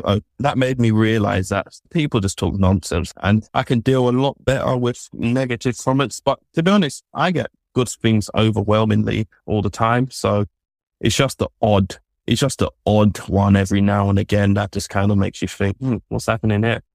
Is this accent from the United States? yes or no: no; London, United Kingdom; so I grew up in London.